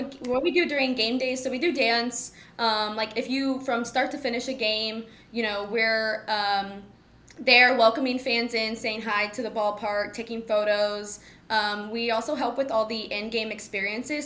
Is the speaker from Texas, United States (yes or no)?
yes; Mansfield, Texas, United States; I'm from Mansfield, Texas